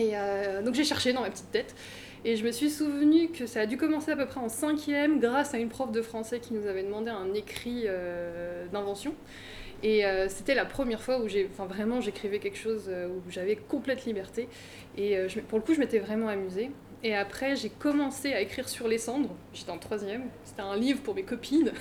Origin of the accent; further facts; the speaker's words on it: Seine-et-Marne, Île-de-France, France; moved away as an adult; also born or lived in Paris / Vienne; Donc euh, moi j'ai grandi en Seine-et-Marne